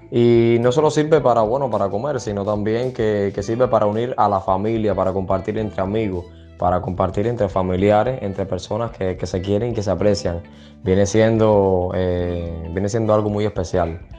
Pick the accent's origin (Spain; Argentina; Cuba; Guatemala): Cuba; En mi país, eh, aquí en Cuba, porque soy cubano